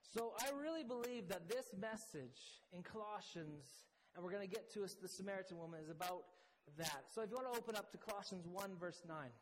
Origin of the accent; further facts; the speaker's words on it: Canada; accent: Canadian; moved away as an adult; also born or lived in Midlands, England; my very Canadian accent